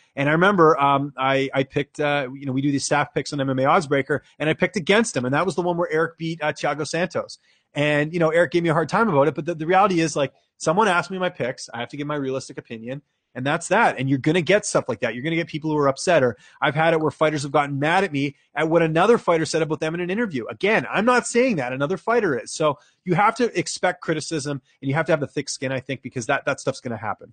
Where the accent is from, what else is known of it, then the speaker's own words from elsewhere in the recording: Vancouver, British Columbia, Canada; moved away as an adult; also born or lived in Ottawa; now in Toronto, Canada; I'm a Canucks fan because I grew up there